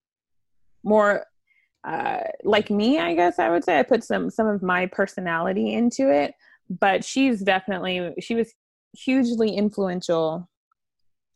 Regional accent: St. Louis, Missouri, United States; I grew up in the suburbs of St. Louis

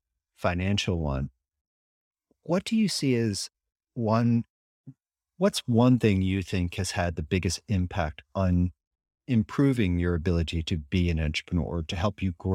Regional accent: United States; And as someone who lives in Europe, and I'm an American through and through

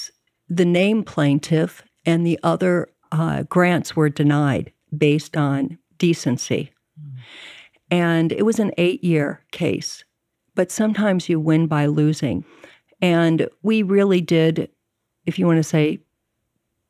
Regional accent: Chicago, Illinois, United States; also born or lived in Evanston, Illinois / San Francisco; I grew up in Chicago and in Evanston

